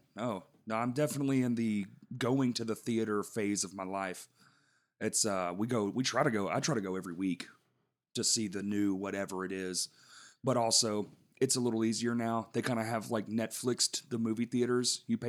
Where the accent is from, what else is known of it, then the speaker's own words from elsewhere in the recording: Dallas, Texas, United States; I'm from Dallas.